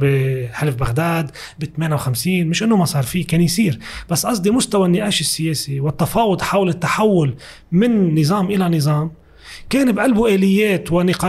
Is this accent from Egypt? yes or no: no; Lebanon; سوريا اللي هي بتحدنا من الشمال ومن الغرب